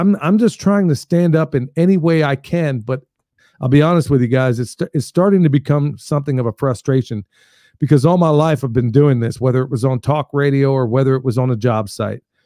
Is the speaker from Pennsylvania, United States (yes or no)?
yes; Coatesville, Pennsylvania, United States; moved away; also born or lived in Lancaster, Pennsylvania / Oklahoma; that's where I grew up initially, was in Coatesville, Pennsylvania, just outside of Philly, about thirty miles